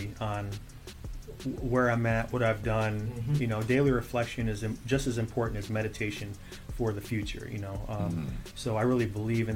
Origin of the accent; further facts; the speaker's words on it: Michigan, United States; growing up in Michigan